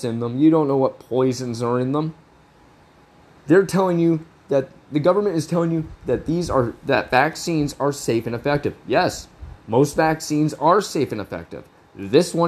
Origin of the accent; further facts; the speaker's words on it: Canada; I'm fucking Canadian, born and fucking raised